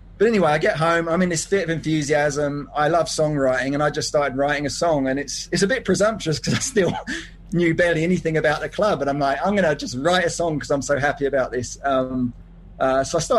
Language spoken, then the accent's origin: English; Hertfordshire, East of England, United Kingdom; also born or lived in Las Vegas, United States; now in Denver, United States; I grew up in Hertfordshire